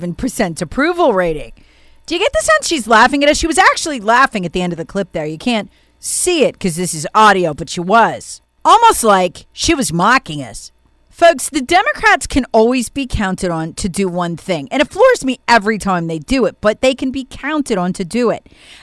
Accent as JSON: {"language": "English", "region": "South Carolina", "country": "United States", "said": "Representative Jim Clyburn from my home state of South Carolina"}